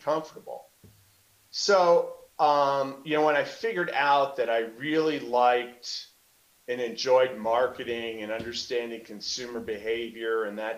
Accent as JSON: {"language": "English", "region": "New Jersey", "country": "United States", "tie": "born or raised there", "said": "growing up in Jersey"}